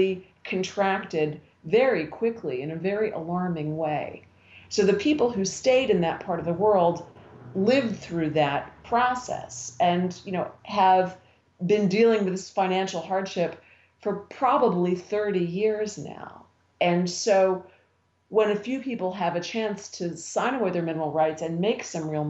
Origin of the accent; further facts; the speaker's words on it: Western Pennsylvania, United States; I grew up in Western Pennsylvania during the coal mining years. I grew up in a little mining town.